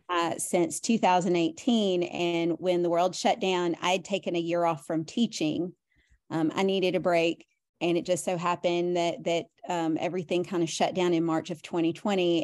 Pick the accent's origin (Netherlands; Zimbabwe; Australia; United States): United States; Nashville, Tennessee; moved away as an adult; now in Tampa Bay area, United States; we lived in Nashville for, um, I'd lived there most of my life until the last couple of years